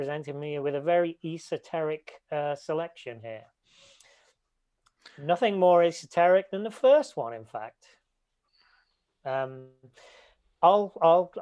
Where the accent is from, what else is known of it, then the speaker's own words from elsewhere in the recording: a little village near Leicester, East Midlands, United Kingdom; I'm from a little village, but it's the city nearby